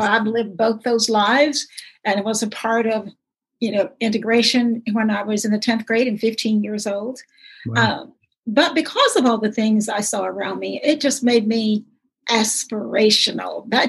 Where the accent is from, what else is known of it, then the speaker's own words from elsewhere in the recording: Willisville, United States; it made growing up in Willisville for me